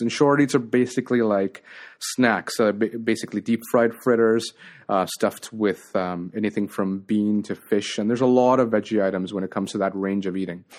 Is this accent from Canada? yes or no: yes; Toronto, Ontario, Canada; also born or lived in Colombo, Sri Lanka; I grew up in Scarborough, um, was born in Sri Lanka and Colombo, and we came to Canada in nineteen ninety